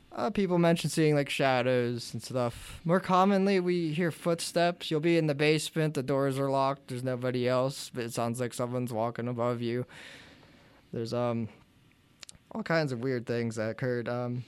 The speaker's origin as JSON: {"language": "English", "town": "New Bethlehem", "region": "Pennsylvania", "country": "United States", "said": "we're from New Bethlehem"}